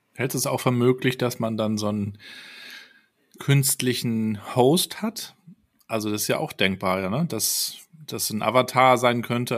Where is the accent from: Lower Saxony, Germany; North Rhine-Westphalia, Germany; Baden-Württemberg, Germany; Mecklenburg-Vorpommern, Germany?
Mecklenburg-Vorpommern, Germany; Rostock; ich bin dann ähm, aus in Rostock aufgewachsen, 200.000 Einwohner